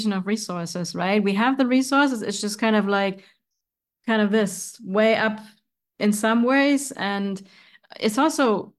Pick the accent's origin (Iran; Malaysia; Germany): Germany; now in United States; where I come from, where I grew up in Germany.